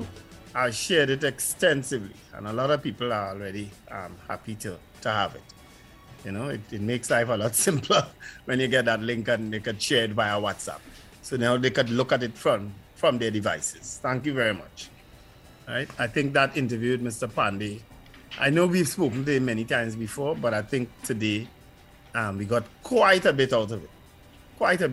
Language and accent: English; Port of Spain, Trinidad & Tobago; the very first politician I met growing up in St. James